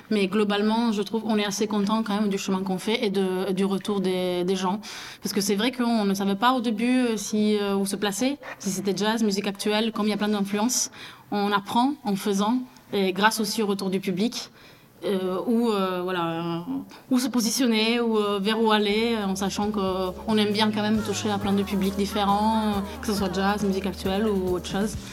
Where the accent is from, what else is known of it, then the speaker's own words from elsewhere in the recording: Toulouse, Occitania, France; Et voilà, on vient tous de Toulouse euh, ou aux alentours.